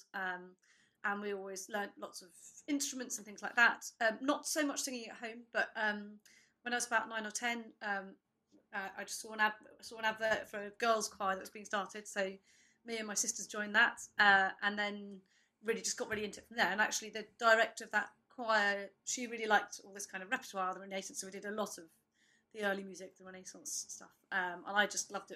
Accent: Oxford, South East England, United Kingdom; I grew up in Oxford

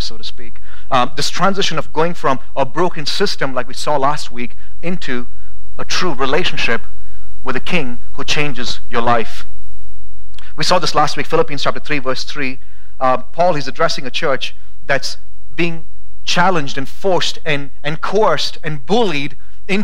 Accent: India; now in Boise, United States; growing up in India, we had a lot of trees around my house

